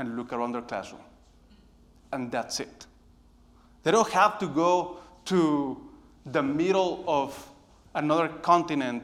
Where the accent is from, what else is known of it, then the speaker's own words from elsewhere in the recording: Monterrey, Nuevo León, Mexico; moved away as an adult; now in United States; I was born in Monterrey, Mexico